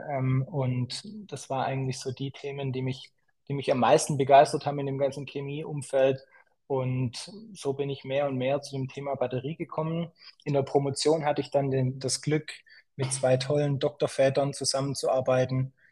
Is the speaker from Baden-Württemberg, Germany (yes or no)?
yes; Schwäbisch Gmünd, Baden-Württemberg, Germany; also born or lived in Zurich, Switzerland / San Francisco, United States; ursprünglich komme ich aus Schwäbisch Gmünd, kleines, kleines Städtchen hier im, im Süden von Deutschland bin hier aufgewachsen, ähm, bin dann nach dem Abitur, hat es mich ein bisschen in die große weite Welt hinausgezogen. Ich bin dann zum Studium in die Schweiz